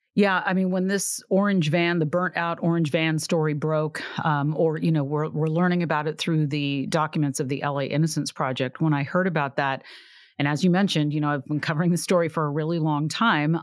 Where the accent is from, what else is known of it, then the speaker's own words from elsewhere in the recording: Sacramento, California, United States; I'm from California. I'm from Sacramento